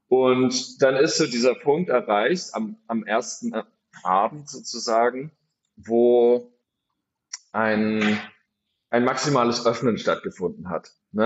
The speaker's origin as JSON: {"language": "German", "town": "Freiburg", "region": "Baden-Württemberg", "country": "Germany", "tie": "born or raised there", "also_born_or_lived": "Berlin", "moved": "yes", "said": "ich bin gebürtiger Freiburger, komme also aus Süddeutschland"}